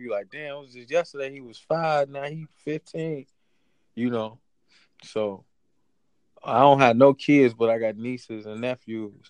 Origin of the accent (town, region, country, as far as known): Chicago, Illinois, United States; born or raised there